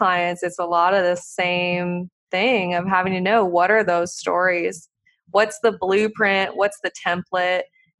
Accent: Montana, United States; I grew up in Montana, you know, like country

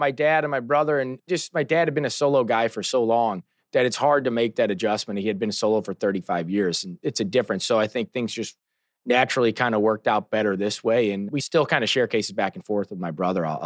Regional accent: St. Louis, Missouri, United States; Born and raised in St. Louis.

